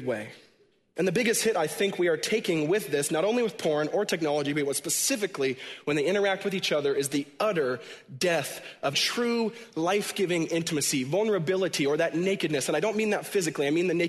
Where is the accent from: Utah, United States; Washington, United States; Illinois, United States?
Washington, United States; born or raised there